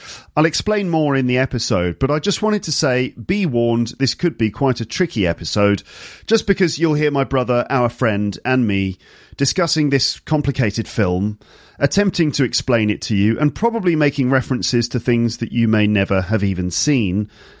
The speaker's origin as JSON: {"language": "English", "country": "United Kingdom", "said": "It's your duty as a British person teaching people your language and culture"}